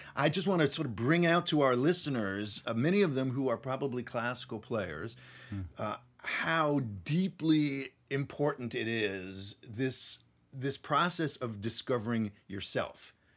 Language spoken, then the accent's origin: English; Nashville, Tennessee, United States; right here in Nashville, Tennessee, my hometown